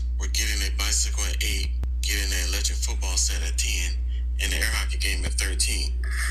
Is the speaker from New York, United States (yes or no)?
no; Kansas City, Missouri, United States; now in Fresno, United States; my childhood growing up in Kansas City